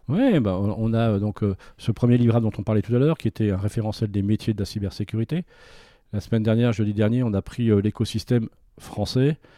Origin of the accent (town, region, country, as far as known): France